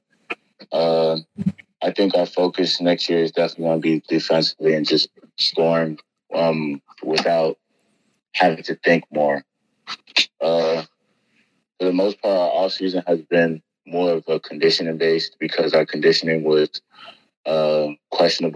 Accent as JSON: {"language": "English", "region": "New Jersey", "country": "United States", "tie": "born or raised there", "moved": "as an adult", "said": "growing up in Jersey."}